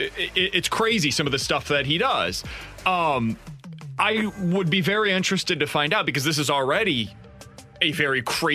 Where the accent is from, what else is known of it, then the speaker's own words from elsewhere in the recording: Kansas City, Missouri, United States; now in St. Louis, United States; My hometown of Kansas City probably ranks higher.